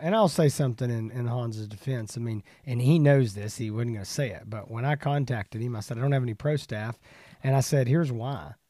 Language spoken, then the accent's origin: English; East Texas, United States; we're both from East Texas